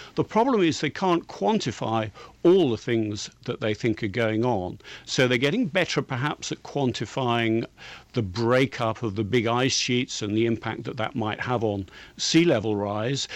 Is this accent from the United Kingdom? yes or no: yes; England, United Kingdom; I'm English